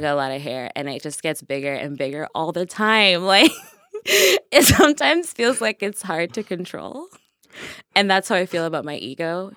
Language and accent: English; Nigeria; I am Nigerian as fuck